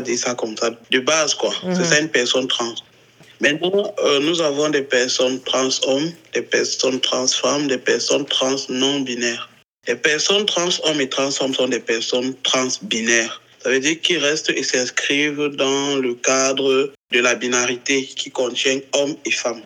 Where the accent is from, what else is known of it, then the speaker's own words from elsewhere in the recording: Cameroon; je suis euh, un trans homme camerounais, je vis au Cameroun.